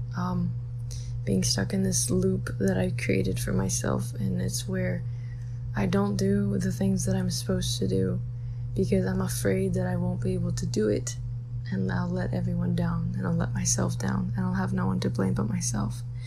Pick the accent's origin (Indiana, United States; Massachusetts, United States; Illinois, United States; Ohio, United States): Illinois, United States; Chicago; I'm 17 and I'm from Chicago